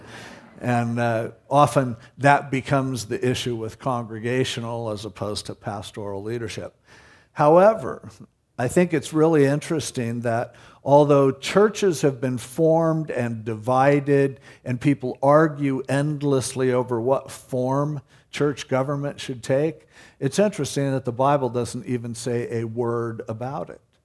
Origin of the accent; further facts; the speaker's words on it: United States; as an American